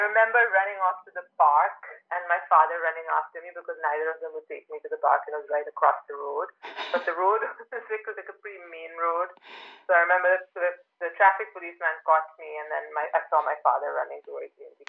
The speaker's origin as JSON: {"language": "English", "town": "Birmingham", "region": "West Midlands", "country": "United Kingdom", "tie": "born there", "said": "So I was actually not born in London. I was born just in Birmingham, I think, because my parents lived in this small town called Tamworth"}